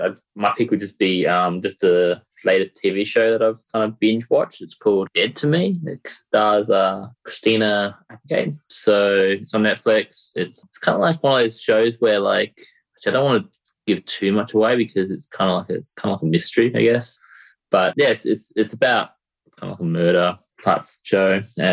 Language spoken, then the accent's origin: English; Australia; that's probably because I grew up in Australia and I understand the rules.